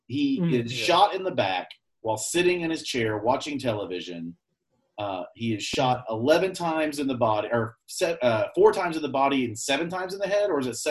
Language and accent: English; United States; I'm American.